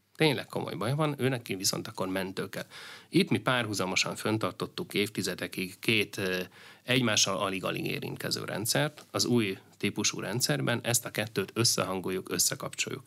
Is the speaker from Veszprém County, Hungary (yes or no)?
yes; Veszprém County, Hungary; Én ugye Bakonyi gyerek vagyok, ö, Veszprém megyéből származom, és, ö, Nálunk ugye az teljesen, ö, természetes, hogy a szomszéd falu és az én szülőfalum